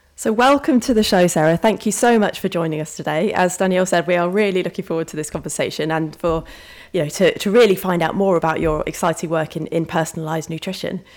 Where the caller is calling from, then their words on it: Colchester, East of England, United Kingdom; I'm calling in from Colchester.